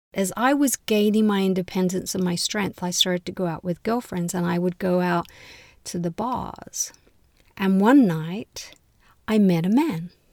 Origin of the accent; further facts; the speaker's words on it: London, United Kingdom; moved away as an adult; now in United States; I was born in London and finished university in London.